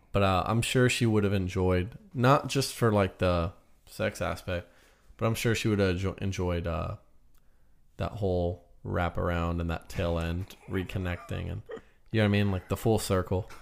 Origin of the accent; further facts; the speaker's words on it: United States; I'm American